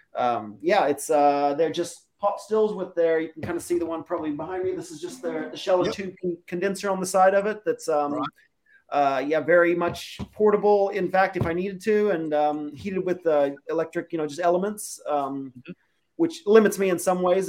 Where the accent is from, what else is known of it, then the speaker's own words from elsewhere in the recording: Kansas, United States; now in Sydney, Australia; I'm I'm American. I'm from Kansas.